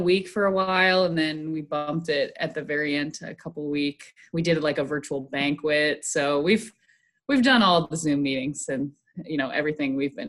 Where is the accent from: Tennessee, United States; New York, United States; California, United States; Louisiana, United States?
New York, United States; Eden; I tell people around here, Buffalo, New York. More specifically, I'm from Eden, New York, which is a suburb of Buffalo.